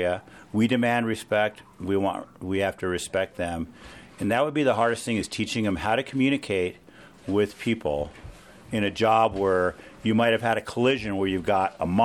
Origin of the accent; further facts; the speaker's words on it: Los Angeles, California, United States; now in Mesa, United States; I grew up in East L.A.